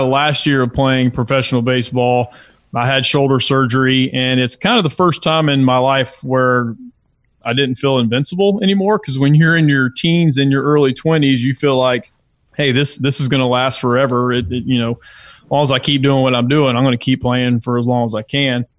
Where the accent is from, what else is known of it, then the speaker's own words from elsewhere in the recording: Lilburn, Georgia, United States; also born or lived in Brunswick, Georgia; he got a job in the Gwinnett County area and we lived in Lilburn